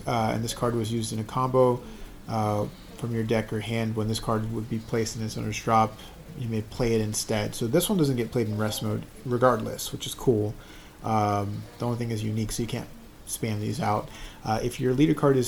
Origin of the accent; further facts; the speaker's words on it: United States; we're American